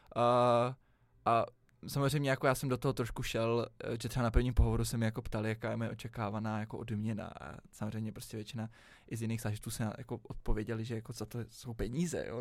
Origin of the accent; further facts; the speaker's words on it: Prague, Czechia; jsem vždycky celý život žil v Praze